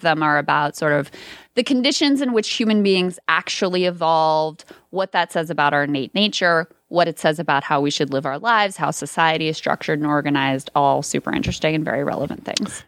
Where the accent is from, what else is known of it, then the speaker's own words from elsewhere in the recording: King George, Virginia, United States; I live in the town that I grew up in, i, King George, where I grew up, high school, all that stuff